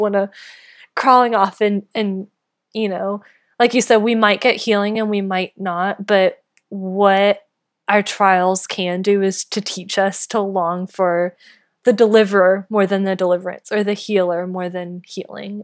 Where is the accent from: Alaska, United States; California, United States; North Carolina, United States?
North Carolina, United States; moved away; I grew up in North Carolina